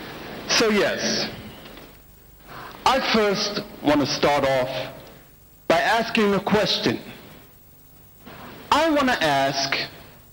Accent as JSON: {"language": "English", "country": "United States", "said": "I'm from the United States of America"}